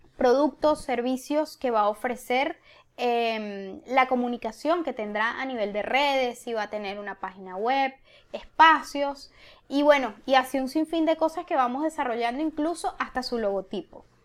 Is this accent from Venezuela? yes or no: yes; Venezuela; moved away; aunque somos venezolanas, somos latinas